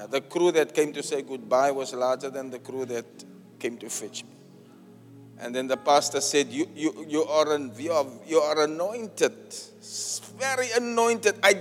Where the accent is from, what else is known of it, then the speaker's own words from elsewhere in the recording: Cape Town, Western Cape, South Africa; My hometown, my home church.